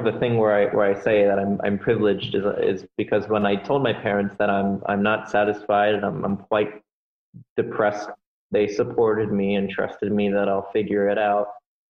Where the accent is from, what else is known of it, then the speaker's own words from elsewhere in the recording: Miami, Florida, United States; I grew up in South Florida in the suburbs down in Miami.